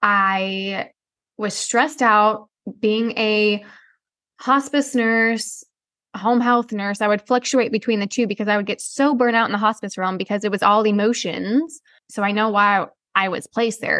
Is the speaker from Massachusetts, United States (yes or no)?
no; the Midwest, Missouri, United States; growing up in the Midwest, we live in Missouri